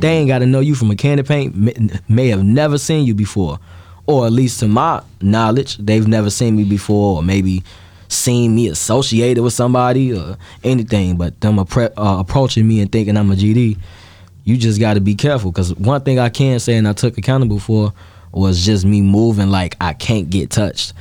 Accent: Chicago, Illinois, United States; I grew up in Gage Park, so it's split in half between the uh, the Hispanics and the Black people.

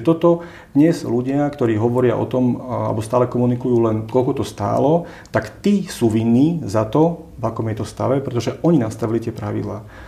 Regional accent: Slovakia; ako sme my Slováci

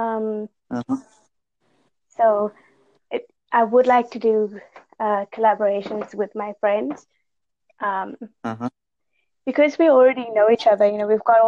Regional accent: Zimbabwe; moved away; I'm originally from Zimbabwe

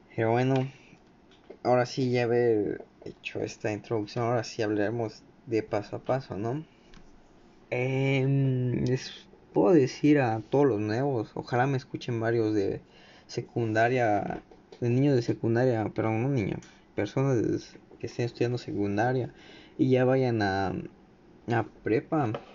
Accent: Mexico; aquí en México de donde soy

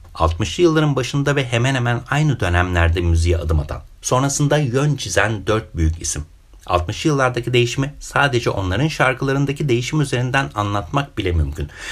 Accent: Çanakkale, Turkey; Ben Çanakkale'liyim. Orada doğdum, büyüdüm.

